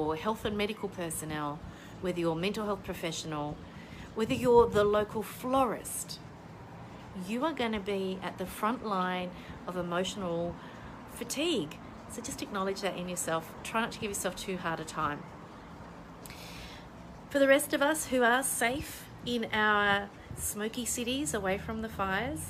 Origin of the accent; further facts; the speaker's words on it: Tasmania, Australia; now in Melbourne, Australia; in Tasmania, my home state